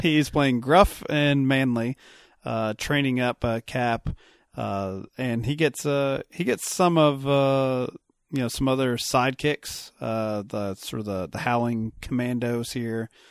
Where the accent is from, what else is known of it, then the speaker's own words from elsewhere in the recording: Kentucky, United States; I'm a Kentucky boy